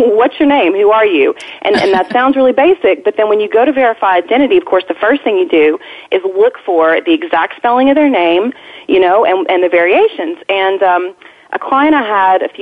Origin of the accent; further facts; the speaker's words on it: Arkansas, United States; moved away; I'm originally from Arkansas.